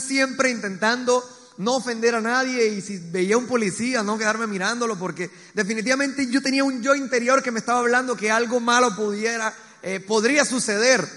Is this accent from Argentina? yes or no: no; Colombia; also born or lived in Medellín